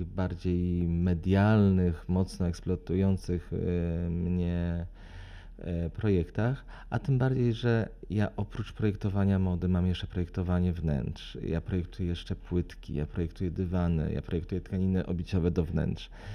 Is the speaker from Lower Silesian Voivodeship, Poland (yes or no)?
no; Lublin, Lublin Voivodeship, Poland; also born or lived in Warsaw; ja pochodzę z Lublina